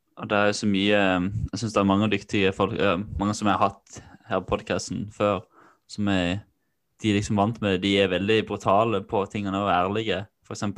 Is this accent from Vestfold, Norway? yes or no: no; Kvinesdal, Agder, Norway; Det var mye pøbleri da jeg vokste opp da, i Kvinesdal.